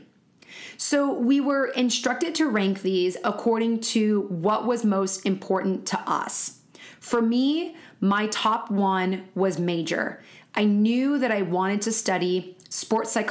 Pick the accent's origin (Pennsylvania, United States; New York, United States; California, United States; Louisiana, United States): California, United States; also born or lived in Florida; I was raised in California my whole life.